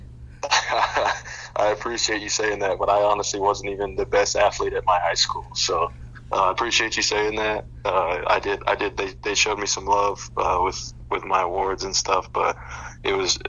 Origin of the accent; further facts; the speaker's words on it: Boulder, Colorado, United States; also born or lived in Nebraska; now in Denver, United States; I grew up in Boulder, so it was way it was a way different time in Boulder when I was growing up.